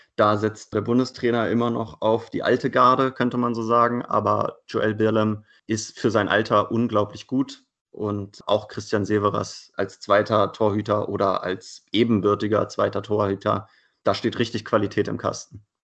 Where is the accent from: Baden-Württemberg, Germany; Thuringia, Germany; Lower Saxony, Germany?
Lower Saxony, Germany; Hanover; moved away as an adult; now in Leipzig, Germany; Ich komme ursprünglich aus Hannover, bin also quasi ein bisschen mit den Recken groß geworden